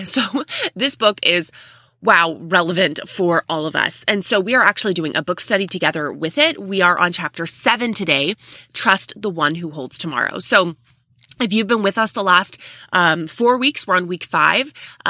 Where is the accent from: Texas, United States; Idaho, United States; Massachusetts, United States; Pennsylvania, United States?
Texas, United States; So almost everyone in the family is above 6 feet tall, and we're from Texas. So everything really is bigger in Texas, if you were wondering.